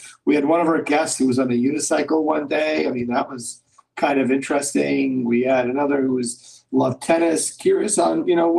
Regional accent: Canada; now in United States; We both come from a different country, both immigrants. I'm from Canada.

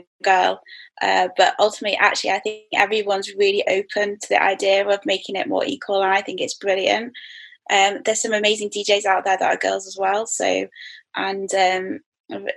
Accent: Manchester, North West England, United Kingdom; moved away; Just due to my day job as a designer. So yeah, I'm back in my hometown

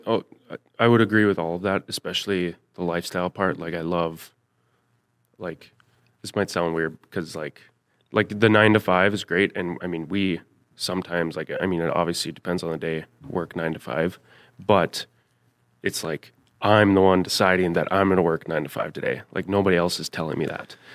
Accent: Thief River Falls, Minnesota, United States; from Thief River Falls, Minnesota.

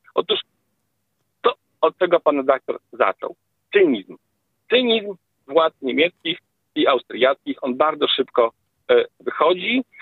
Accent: Lublin Voivodeship, Poland; u nas na Lubelszczyźnie

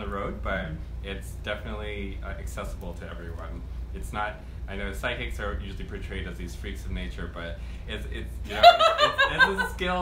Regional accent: Maine, United States; I'm from Maine

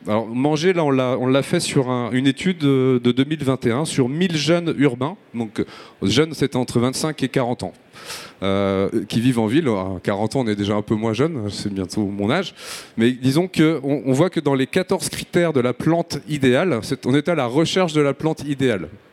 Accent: Marseille, Provence-Alpes-Côte d'Azur, France; je suis marseillais.

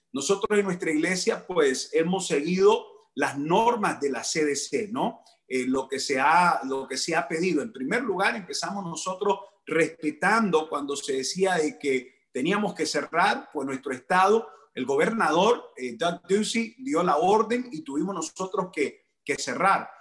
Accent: Managua, Nicaragua; now in United States; Nicaragua es mi país eh, conocido mejor como pinolero, así es que somos pinoleros de la bella Managua, la capital, yo soy capitalino

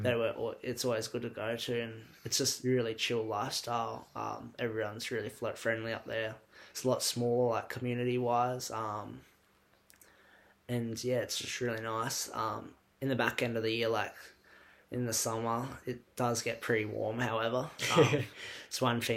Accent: Cairns, Queensland, Australia; moved away as an adult; now in Melbourne, Australia; growing up in Cairns

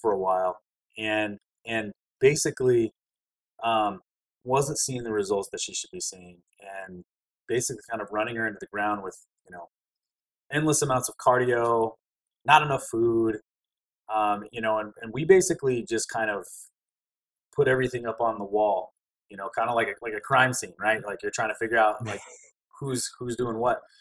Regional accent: Alaska, United States; moved away; also born or lived in Louisiana; I grew up in Alaska. I spent most of my years there. Alaska's home

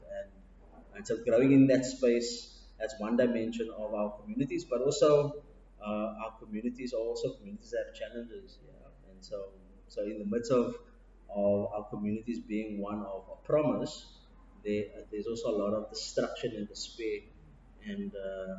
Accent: Cape Town, Western Cape, South Africa; I grew up in Athlone, born and bred. It's a place, I would say, kind of very central in the city, on the Cape Flats

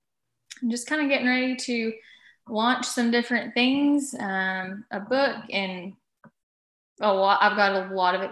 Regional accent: Texas, United States; I am in Texas because once you live in Texas and you're born and raised in Texas, you really have no reason to leave. So I didn't.

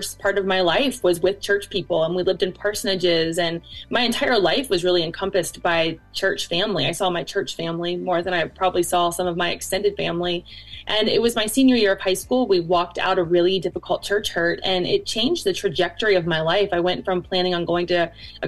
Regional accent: Cincinnati, Ohio, United States; now in Northern Kentucky, United States; I was raised in Cincinnati, and now we live in Northern Kentucky.

